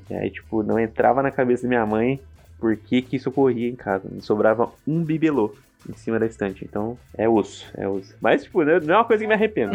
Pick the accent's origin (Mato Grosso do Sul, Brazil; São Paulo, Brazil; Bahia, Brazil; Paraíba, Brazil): São Paulo, Brazil; interior of; a cidade onde eu cresci, né, interior de São Paulo, ela, é, ela era uma colônia japonesa